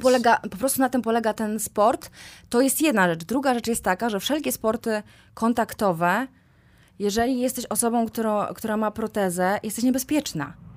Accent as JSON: {"language": "Polish", "town": "Kozienice", "region": "Masovian Voivodeship", "country": "Poland", "moved": "yes", "lives_now": "Warsaw, Poland", "said": "pochodzę z, z małej miejscowości, z Kozienic"}